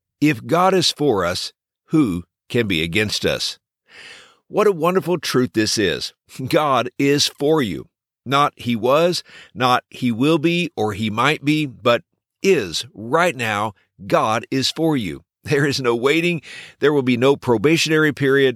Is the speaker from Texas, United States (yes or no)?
yes; Texas, United States; When I was growing up in Texas, I was blessed to be a part of a great church